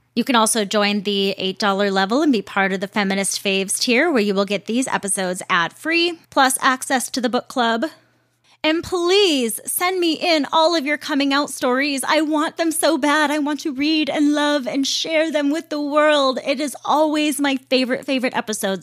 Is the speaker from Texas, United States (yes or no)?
no; Roseville, Minnesota, United States; the Target that I grew up going to in Roseville, Minnesota, was the first Target ever in the world